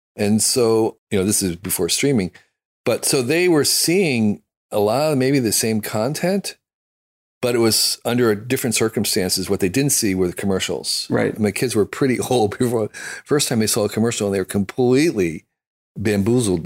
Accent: United States; I'm an American

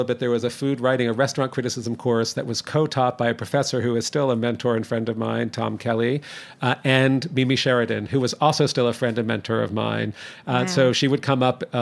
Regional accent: Toronto, Ontario, Canada; also born or lived in New Jersey; now in New York, United States; I grew up in Toronto.

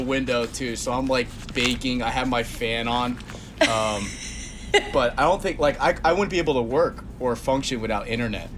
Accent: New Jersey, United States; I'm from North Jersey

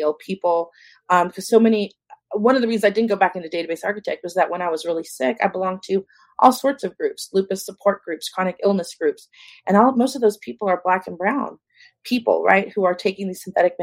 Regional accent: San Antonio, Texas, United States; now in California, United States; I grew up in San Antonio, Texas.

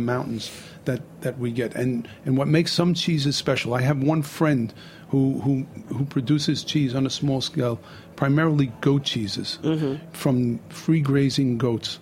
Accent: New York City, New York, United States; also born or lived in Bay Ridge, Brooklyn; So I grew up in Bensonhurst, Brooklyn.

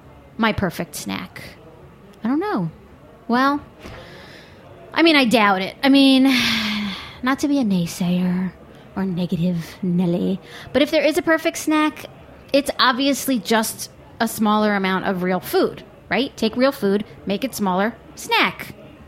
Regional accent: United States; I'm American

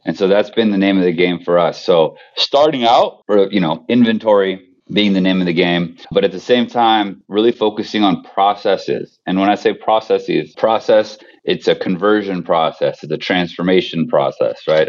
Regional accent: Bay Area, California, United States; I grew up in the Bay Area

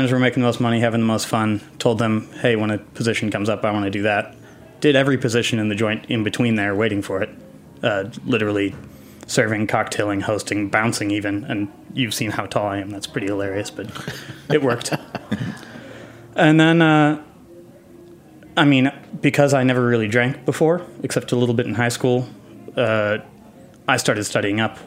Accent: Green Bay, Wisconsin, United States; moved away as an adult; also born or lived in Madison, Wisconsin; now in New York City, United States; I'm from Green Bay originally.

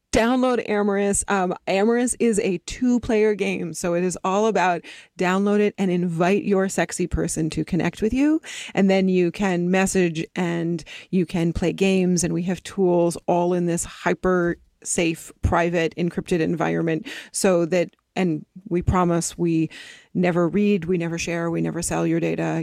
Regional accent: East Coast, United States; now in Los Angeles, United States; I grew up on the East Coast, and then my family moved out to the West Coast, and I moved down to L

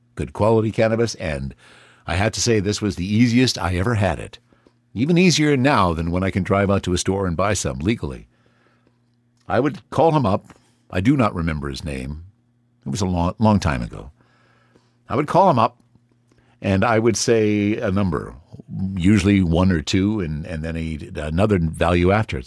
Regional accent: Canada; as a Canadian

